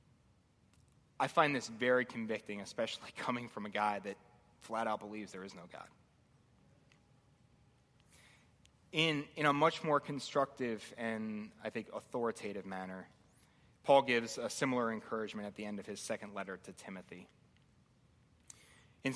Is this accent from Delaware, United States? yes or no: no; Baltimore, Maryland, United States; moved away as an adult; I grew up in Baltimore, or just outside Baltimore. I was there for about 25 years when I moved up here.